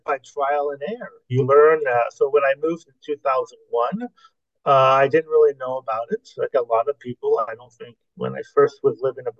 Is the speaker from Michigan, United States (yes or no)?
no; Los Angeles, California, United States; moved away as an adult; also born or lived in Central America; now in France; I was born and bred in Los Angeles.